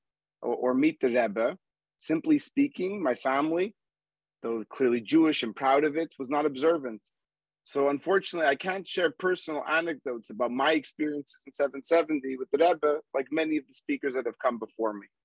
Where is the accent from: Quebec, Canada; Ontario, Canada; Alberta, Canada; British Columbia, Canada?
Quebec, Canada; Montreal; moved away; also born or lived in Manhattan, New York / Boston; growing up in Montreal and living for several years in Manhattan